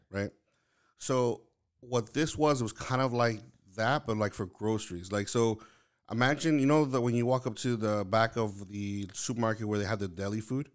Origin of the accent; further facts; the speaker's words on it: New York City, New York, United States; moved away; originally I'm from Lower East Side of Manhattan, like, in New York